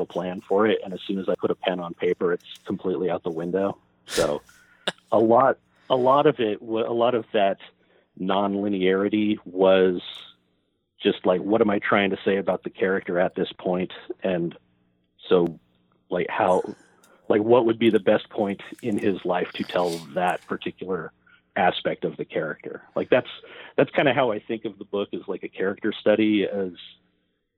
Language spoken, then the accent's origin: English; Oregon coast, United States; I grew up on the Oregon coast.